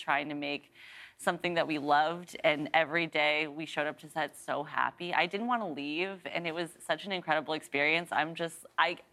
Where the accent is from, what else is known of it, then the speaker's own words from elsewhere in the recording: Los Angeles, California, United States; growing up in the Valley